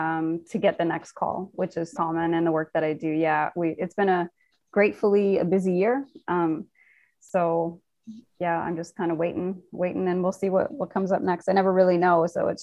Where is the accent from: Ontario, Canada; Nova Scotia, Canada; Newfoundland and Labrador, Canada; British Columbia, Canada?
Nova Scotia, Canada; born there; now in Toronto, Canada; I am Canadian. Yeah. I was born in Nova Scotia and living in Toronto right now.